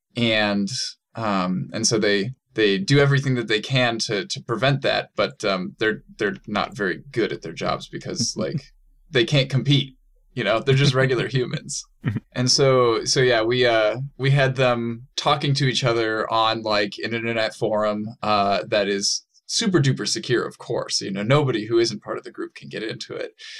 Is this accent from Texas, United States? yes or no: no; Saint Paul, Minnesota, United States; physically, I'm from Saint Paul, Minnesota